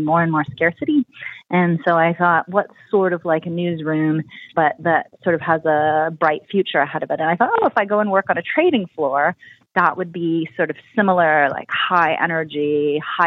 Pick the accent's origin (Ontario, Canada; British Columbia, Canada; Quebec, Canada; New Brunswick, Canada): Ontario, Canada; Ottawa; first language French; English is a second language; I grew up in Ottawa